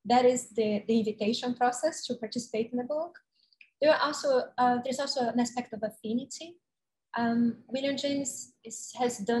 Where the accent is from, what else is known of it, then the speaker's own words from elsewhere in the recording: Salvador, Bahia, Brazil; now in New York City, United States; I came from my hometown, Salvador, to New York, and I stayed here the rest of my life.